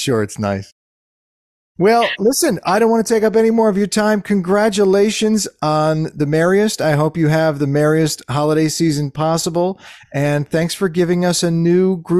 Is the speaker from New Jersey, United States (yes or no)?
yes; New Jersey, United States; I'm really from New Jersey